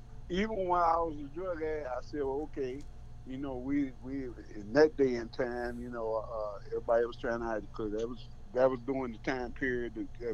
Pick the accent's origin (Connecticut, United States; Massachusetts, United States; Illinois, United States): Illinois, United States; Chicago; now in Columbia, Missouri, United States; I was brought up in Chicago, Southside.